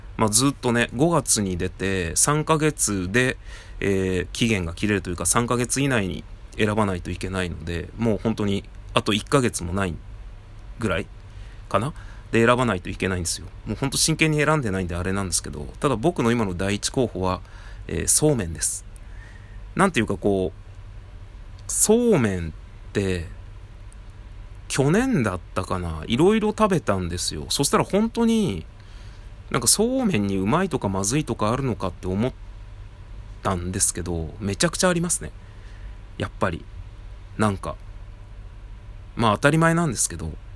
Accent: Tajimi, Gifu, Japan; moved away as an adult; also born or lived in Nagano; 僕の実家は、岐阜県の多治見というところなんですが

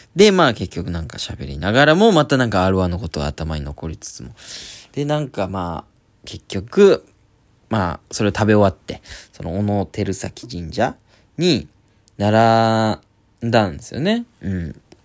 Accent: Oita, Japan; now in Tokyo, Japan; 大分県出身

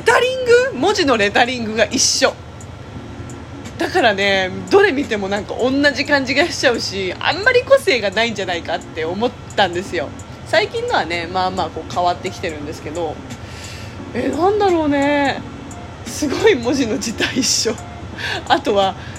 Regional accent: Japan; also born or lived in South Korea (parents' origin); うちの家は韓国の家庭だし親が韓国人だからキンパが当たり前だった

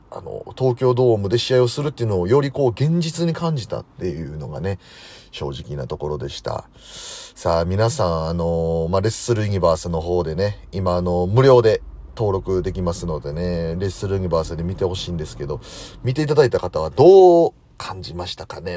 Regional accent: Osaka, Japan; moved away; 僕大阪出身なんで

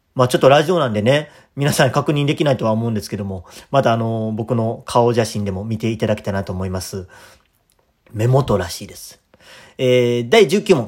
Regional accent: Kadoma, Osaka, Japan; moved away as an adult; also born or lived in Tokushima Prefecture; えー、大阪府、えー、門真市出身です

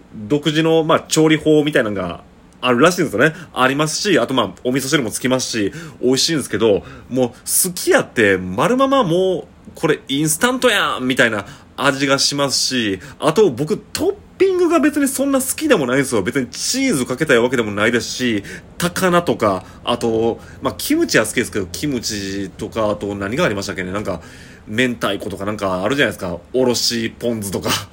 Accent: Shiga, Japan; 僕、その、滋賀県出身なんですよね

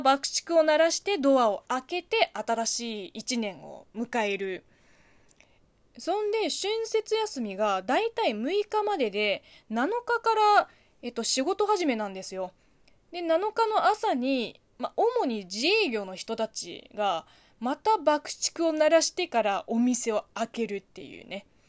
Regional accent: China; Japanese is a second language; moved away; うちの地元は絶対にないとは言い切れないけど、うちはやらないですね

